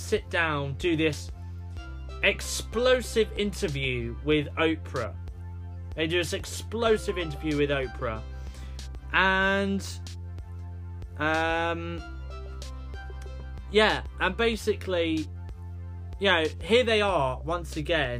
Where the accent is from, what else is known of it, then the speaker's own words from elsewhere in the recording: United Kingdom; accent: British; I'm from the UK, you know, they do pick up on the fact that I'm from the UK with my British accent.